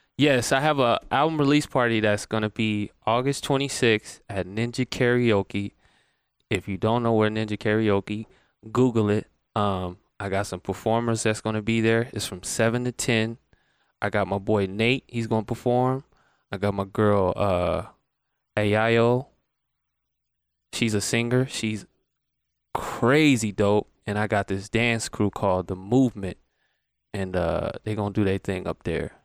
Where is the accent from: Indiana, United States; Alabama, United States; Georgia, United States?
Georgia, United States; Atlanta; moved away as an adult; now in Las Vegas, United States; I am from Atlanta, Georgia